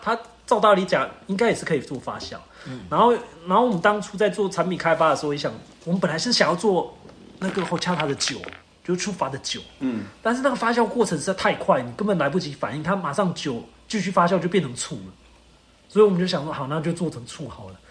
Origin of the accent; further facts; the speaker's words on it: Spain; now in Taiwan; 我们西班牙人